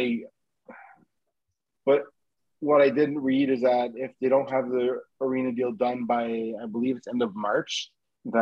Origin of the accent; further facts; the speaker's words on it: Canada; I'm a Canadian